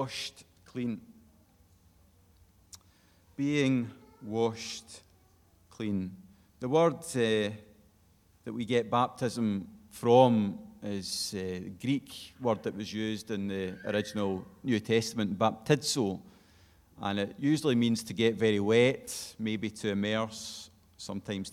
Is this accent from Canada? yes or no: no; Glasgow, Scotland, United Kingdom; moved away; I'm from Glasgow originally